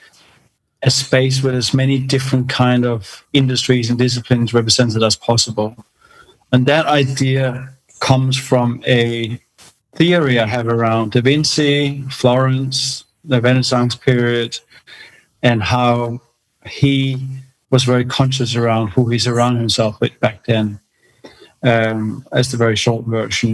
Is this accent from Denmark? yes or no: yes; Denmark; moved away as an adult; also born or lived in London / China; now in Australia; I was born in Denmark a long time ago. I left when I was 18